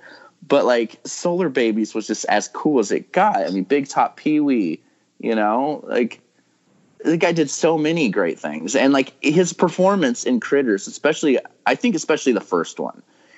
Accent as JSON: {"language": "English", "town": "Visalia", "region": "California", "country": "United States", "tie": "born or raised there", "said": "I grew up in Visalia, which is, I mean, it's not that big. You know, it's getting bigger now"}